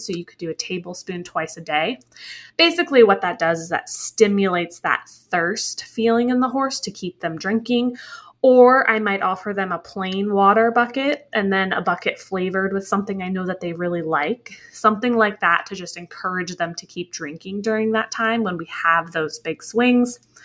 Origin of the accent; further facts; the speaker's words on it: New England, United States; I grew up in New England